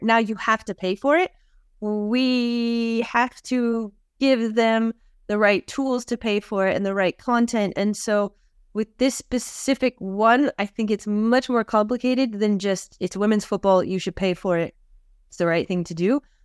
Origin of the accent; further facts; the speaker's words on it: outside Los Angeles, California, United States; I was born and raised outside Los Angeles, California.